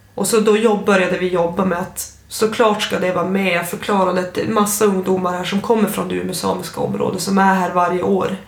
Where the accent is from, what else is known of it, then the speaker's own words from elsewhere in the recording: Storuman, Västerbotten County, Sweden; first language Ume Sami; Jag växte upp i Losby i Storuman